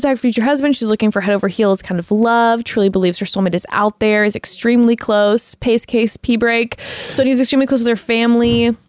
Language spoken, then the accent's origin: English; New York, United States; accent: New York; let me have someone with my New York accent.